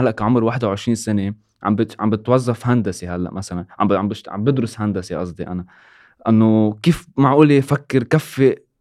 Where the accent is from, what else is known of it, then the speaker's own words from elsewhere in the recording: Lebanon; كنا بنتمسك بأرضنا وما بنفل مثل ما ما فلوا جدودنا